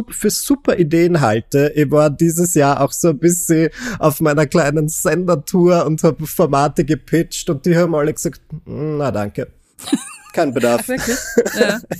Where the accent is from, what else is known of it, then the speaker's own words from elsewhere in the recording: Austria; Ich war ja Anfang des Jahres bereits eine kleine Tanzmaus bei uns in Österreich